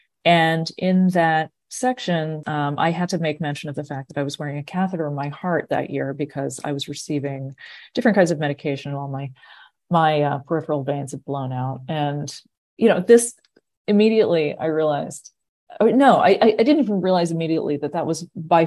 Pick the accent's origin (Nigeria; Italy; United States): United States; Massachusetts; growing up in Massachusetts at the time that I did